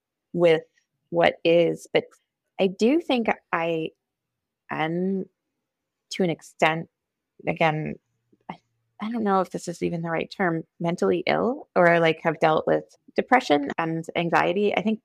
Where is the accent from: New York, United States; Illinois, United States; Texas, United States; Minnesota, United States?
Minnesota, United States; Eden Prairie; being raised Minnesotan or being raised female